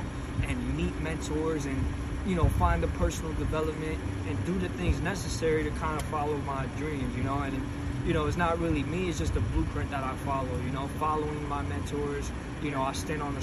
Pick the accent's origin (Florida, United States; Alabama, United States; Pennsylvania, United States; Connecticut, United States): Connecticut, United States; also born or lived in Bronx, New York; I grew up in Connecticut